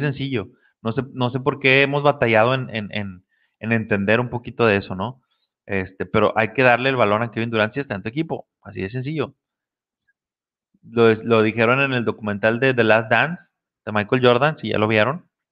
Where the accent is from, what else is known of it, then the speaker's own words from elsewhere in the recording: Mexico; los que somos de México